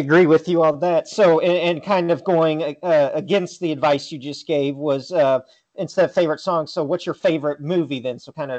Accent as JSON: {"language": "English", "region": "Southwest Missouri", "country": "United States", "tie": "born or raised there", "also_born_or_lived": "Chicago", "moved": "yes", "lives_now": "St. Louis, United States", "said": "I grew up in a small town of 6,000 people in Southwest Missouri, and it's, you know, shout out to my hometown, and I've lived in Chicago, lived in, you know, now downtown St. Louis."}